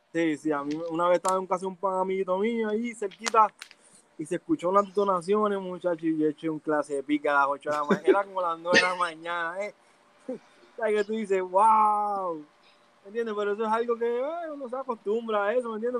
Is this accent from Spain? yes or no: no; San Juan, Puerto Rico; also born or lived in Canóvanas, Puerto Rico; Nacido y criado en Manuela Pérez